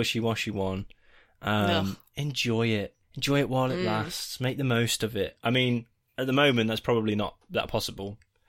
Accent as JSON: {"language": "English", "country": "Australia", "said": "As an Australian, I'm also mesmerised by your wonderful accents."}